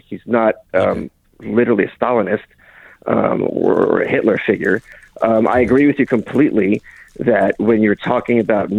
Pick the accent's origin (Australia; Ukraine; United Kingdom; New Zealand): Ukraine; Lviv, Lviv Oblast; Yeah, I was born in Ukraine. We're all from Ukraine. Yeah, we were from Western Ukraine, Lvov specifically.